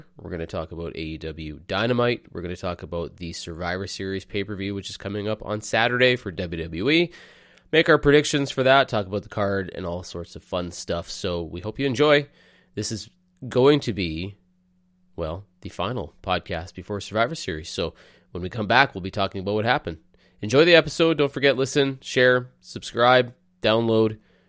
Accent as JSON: {"language": "English", "country": "Canada", "said": "I'm Canadian. I'm Canadian."}